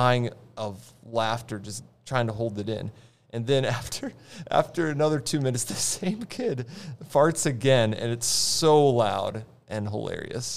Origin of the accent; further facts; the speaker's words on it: Roseau, Minnesota, United States; I grew up in Roseau